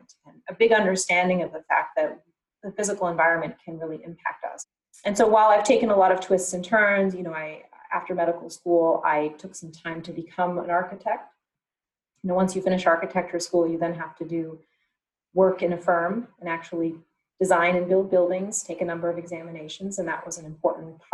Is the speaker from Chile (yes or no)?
no; Canada; growing up in Canada